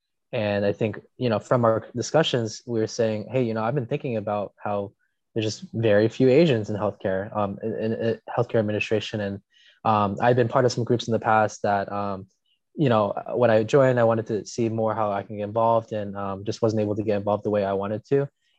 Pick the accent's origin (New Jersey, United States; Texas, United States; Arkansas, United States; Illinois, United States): New Jersey, United States; now in Atlanta, United States; I am the administrator of the Emory Healthcare Innovation Hub in Atlanta, Georgia, originally from South Jersey, right outside Philadelphia.